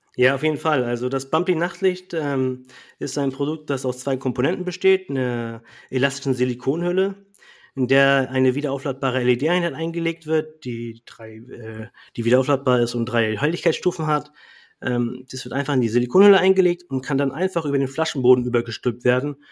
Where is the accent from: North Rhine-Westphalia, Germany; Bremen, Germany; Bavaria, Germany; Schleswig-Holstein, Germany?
Schleswig-Holstein, Germany; Kiel; Also ich komme ja aus Kiel und äh, wir haben hier eine große Gruppe in Kiel.